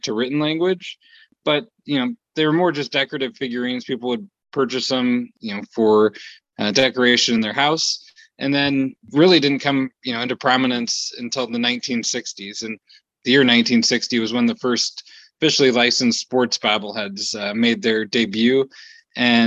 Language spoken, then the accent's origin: English; Rockford, Illinois, United States; moved away as an adult; also born or lived in Milwaukee, Wisconsin; we're both from Rockford, Illinois originally